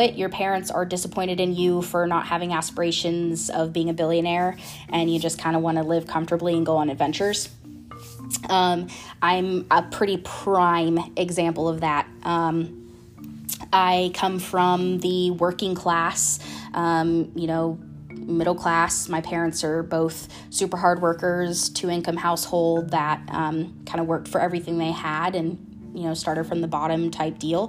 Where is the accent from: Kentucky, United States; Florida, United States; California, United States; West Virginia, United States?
Florida, United States; I'm from Florida